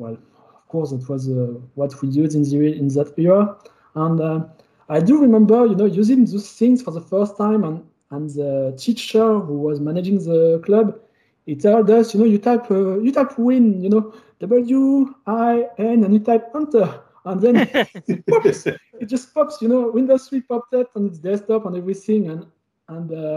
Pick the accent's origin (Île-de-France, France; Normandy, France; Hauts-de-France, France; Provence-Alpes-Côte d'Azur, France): Hauts-de-France, France; Calais; accent: French; English is a second language; I was born in Calais. I don't know if you know it. It's in northern France.